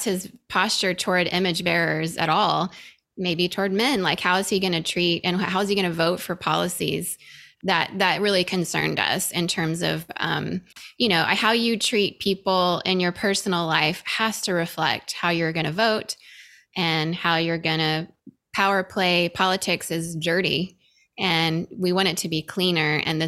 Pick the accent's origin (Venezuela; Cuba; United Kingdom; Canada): Venezuela; also born or lived in Indonesia; now in California, United States; I grew up in Venezuela in small micro churches as well.